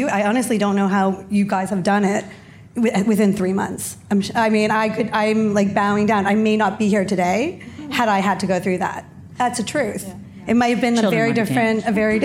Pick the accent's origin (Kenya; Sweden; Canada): Canada; moved away as an adult; I'm originally from Canada. And so I moved here only 5 years ago.